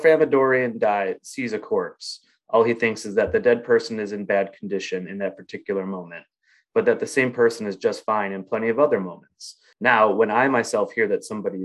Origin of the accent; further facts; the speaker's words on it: United States; we as Americans